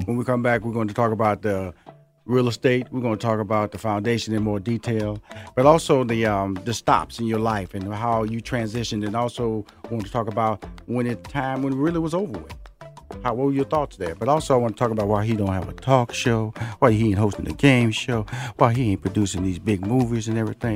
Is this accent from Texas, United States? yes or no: yes; Houston, Texas, United States; now in Atlanta, United States; I'm from Houston, Texas